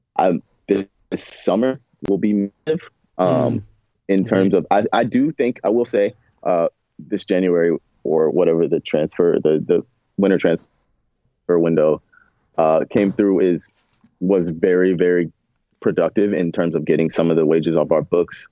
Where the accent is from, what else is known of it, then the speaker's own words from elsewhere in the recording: the South, United States; I'm from the South